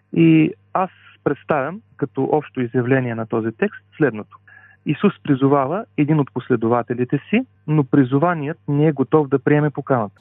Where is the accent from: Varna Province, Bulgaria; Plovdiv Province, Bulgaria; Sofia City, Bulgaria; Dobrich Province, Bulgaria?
Dobrich Province, Bulgaria; Dobrich; now in Sofia, Bulgaria; Родом съм от Добрич, а по-настоящен съм пастор в една от адвентните църкви в София